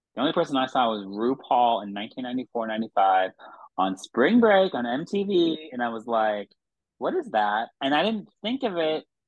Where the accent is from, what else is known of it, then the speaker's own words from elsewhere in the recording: Massachusetts, United States; I grew up in Massachusetts